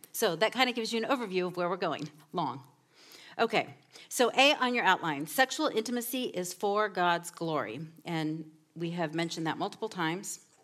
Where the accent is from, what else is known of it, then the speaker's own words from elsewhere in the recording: Southern California, United States; moved away; I come from Southern California, where everything is about image